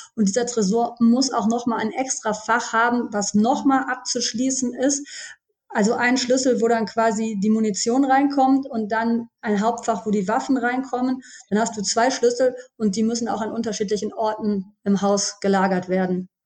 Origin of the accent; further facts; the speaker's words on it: Düsseldorf, North Rhine-Westphalia, Germany; ich bin 42 Jahre alt und ich komme aus Düsseldorf und ich lebe hier mit meiner Familie